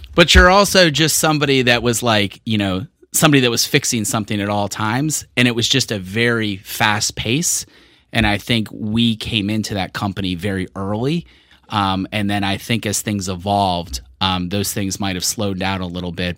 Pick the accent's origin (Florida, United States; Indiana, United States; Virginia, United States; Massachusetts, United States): Virginia, United States; Richmond; moved away as an adult; also born or lived in California; I grew up in Richmond, but I was born in California.